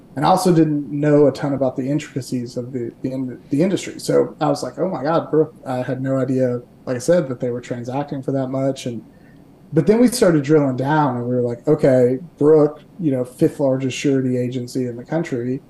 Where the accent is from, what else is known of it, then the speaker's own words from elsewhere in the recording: Kentucky, United States; also born or lived in Dayton, Ohio; I'm born and raised in Kentucky.